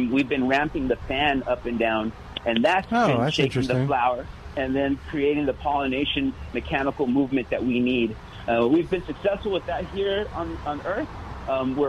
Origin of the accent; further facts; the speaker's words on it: New Mexico, United States; I was born and raised in New Mexico